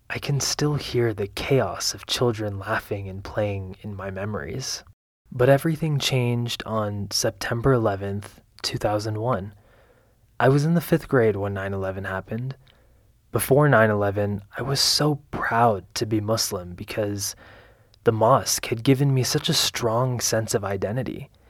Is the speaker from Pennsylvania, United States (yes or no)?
yes; Allentown, Pennsylvania, United States; I was born and raised in Allentown, Pennsylvania. My parents were immigrants, my mother from Lebanon and my father from Syria. I grew up with two siblings, an older sister and a younger brother.